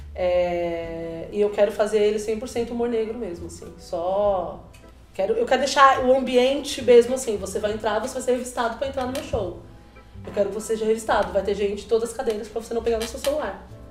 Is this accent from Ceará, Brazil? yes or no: no; São Paulo, Brazil; also born or lived in Itabuna, Bahia (born); Eu sou de uma periferia de São Paulo